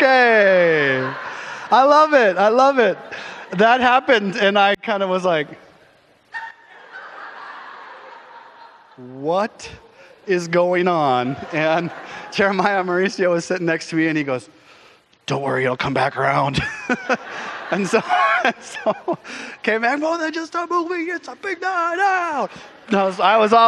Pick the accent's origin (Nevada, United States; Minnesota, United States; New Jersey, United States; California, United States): Minnesota, United States; moved away as an adult; also born or lived in Seattle, Washington; now in Michigan, United States; Grew up in Minnesota, if you didn't know that about me, all my whole life. I grew up in Minnesota.